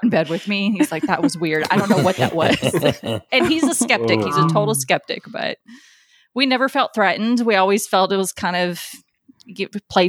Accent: near Adams, Tennessee, United States; now in Arizona, United States; I grew up really close to Adams, Tennessee, which is home of the Bell Witch

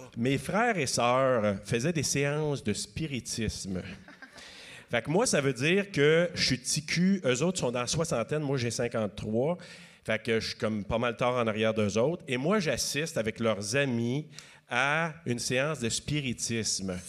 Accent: Maniwaki, Quebec, Canada; je viens d'un coin de Maniwaki, donc on avait trois postes et demi à peu près qu'on pouvait regarder à la télé à l'époque.

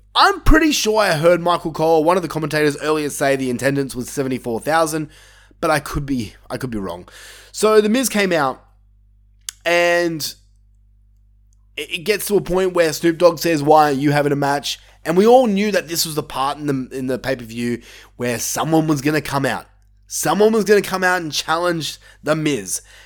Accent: Australia; my home country

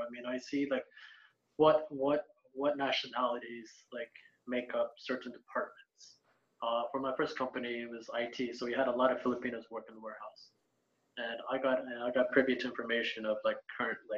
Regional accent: United States; moved away as an adult; I was Asian American, I'm American.

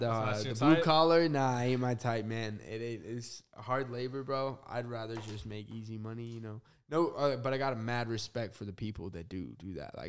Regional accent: Arizona, United States; born there; also born or lived in New Mexico / Utah / Las Vegas; So I was born in Arizona, moved to New Mexico, a little bit of Utah, and then a little bit of Vegas, and then I moved like an hour away from here. Super small town.

